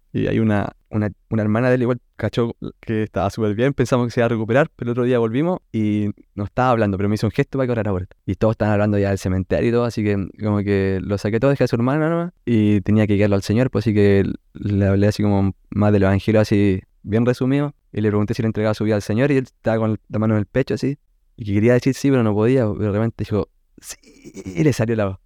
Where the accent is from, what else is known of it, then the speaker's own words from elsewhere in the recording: Chile; Soy de la Viña Conce